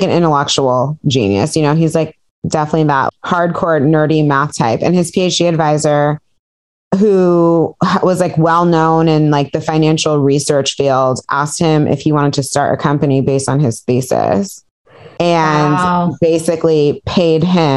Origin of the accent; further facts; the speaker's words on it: Piedmont, California, United States; Where did I grow up? Piedmont, California